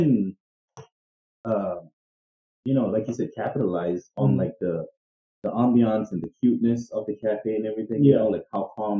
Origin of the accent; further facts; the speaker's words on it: Sri Lanka; moved away; my home country, Sri Lanka